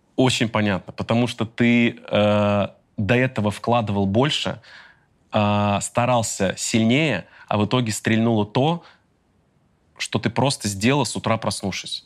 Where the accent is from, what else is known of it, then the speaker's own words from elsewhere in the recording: Volgograd, Volgograd Oblast, Russia; moved away; Я при этом родился в Красноармейском районе